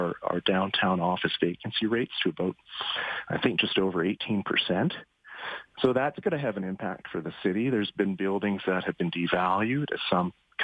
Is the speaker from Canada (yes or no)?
yes; Winnipeg, Manitoba, Canada; now in Edmonton, Canada; where I grew up in Winnipeg